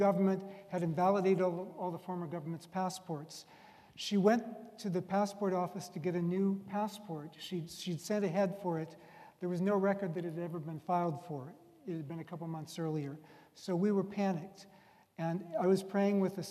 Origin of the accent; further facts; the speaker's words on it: United States; I'm an American